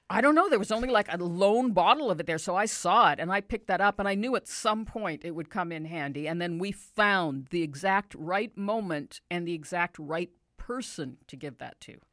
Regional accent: Canada; So we thought we're coming from Canada, and the closest thing Canada has to that country kind of scene is Calgary and the Stampede.

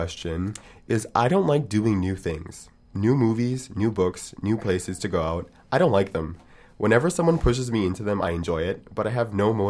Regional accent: Montreal, Quebec, Canada; now in Vancouver, Canada; Because I'm not from Vancouver, Montreal's a little, like, European in that way

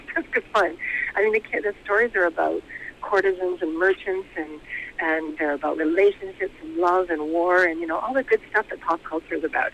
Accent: Vancouver, British Columbia, Canada; moved away as an adult; also born or lived in Japan; I moved back to Vancouver. It's my hometown. I was born and raised in the East End

